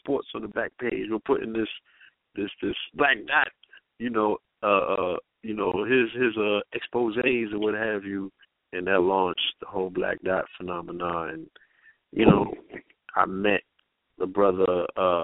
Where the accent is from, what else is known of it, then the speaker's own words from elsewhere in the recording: New York City, New York, United States; I'm from Flatbush